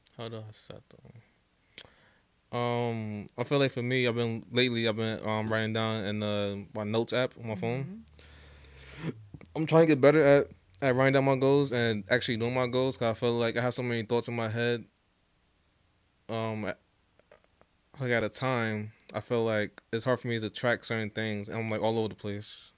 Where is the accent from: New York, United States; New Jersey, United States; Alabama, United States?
New Jersey, United States; I'm born and raised in uh, Jersey